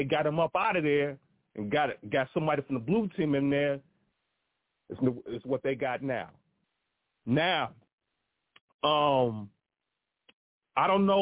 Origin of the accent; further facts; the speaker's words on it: Chicago, Illinois, United States; moved away; I was born and raised in Chicago